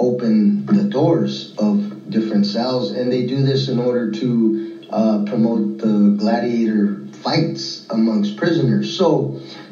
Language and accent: English; Northern California, United States; I was born and raised in Northern California.